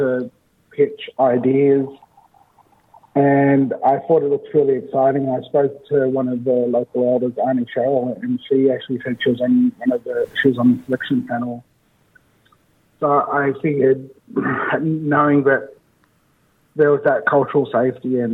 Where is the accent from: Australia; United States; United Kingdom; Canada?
Australia; Leeton, New South Wales; also born or lived in Wagga Wagga; I was born here in Wagga Wagga. I grew up in a small town not far from here called Leeton.